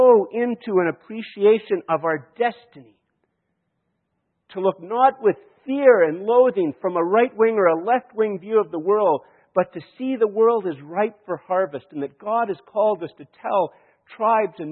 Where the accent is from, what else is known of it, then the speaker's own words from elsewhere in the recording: Canada; I am a Canadian and I live in Canada